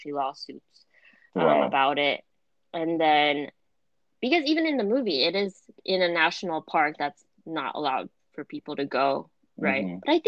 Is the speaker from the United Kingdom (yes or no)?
no; Philippines; And we're from the Philippines. We just came from the Philippines.